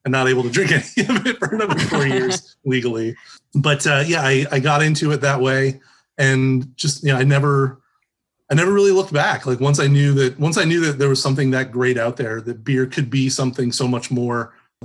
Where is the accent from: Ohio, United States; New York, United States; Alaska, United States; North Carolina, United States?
Ohio, United States; just south of Sandusky, Northern; also born or lived in Toledo, Ohio / Bowling Green, Ohio; now in Columbus, United States; I grew up in Northern Ohio, just south of Sandusky, Ohio